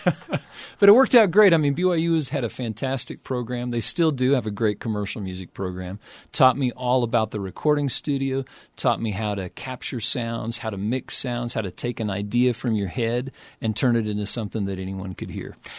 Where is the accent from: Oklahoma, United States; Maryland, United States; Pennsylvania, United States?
Oklahoma, United States; Oklahoma City; I grew up in Oklahoma City